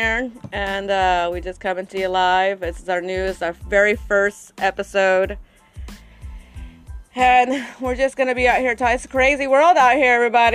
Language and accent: English; Florida, United States; now in Georgia, United States; I'm from Florida